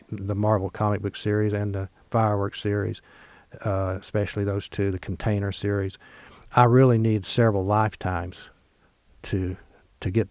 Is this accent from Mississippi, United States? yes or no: yes; Oxford, Mississippi, United States; born or raised there